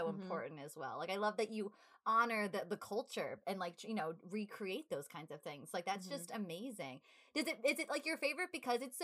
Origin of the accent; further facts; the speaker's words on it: New York, United States; we're from New York